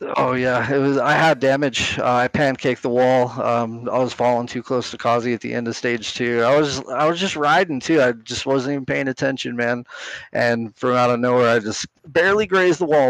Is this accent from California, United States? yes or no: yes; San Bernardino, California, United States; moved away as an adult; also born or lived in North Carolina; now in New Mexico, United States; I grew up in San Bernardino, California. for about nineteen years, uh, lived in North Carolina after that for a while. Ended up here in New Mexico